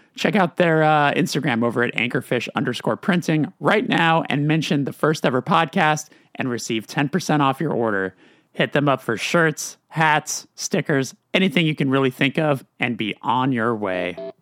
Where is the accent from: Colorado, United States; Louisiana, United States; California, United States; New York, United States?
California, United States; Burbank; because I'm from Burbank